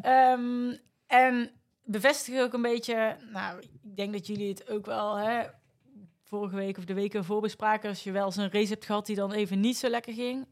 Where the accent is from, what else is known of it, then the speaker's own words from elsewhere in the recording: North Brabant, Netherlands; accent: Brabant; moved away; also born or lived in Amsterdam, Netherlands; ik kom oorspronkelijk uit Brabant, zoals je waarschijnlijk aan mijn accent kan horen